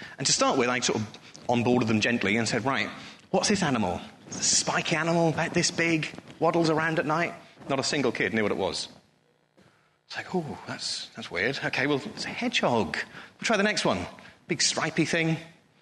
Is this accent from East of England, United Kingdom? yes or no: yes; Norfolk, East of England, United Kingdom; moved away as an adult; now in Bristol, United Kingdom; I grew up in Norfolk, very, very proud to be a Norfolk boy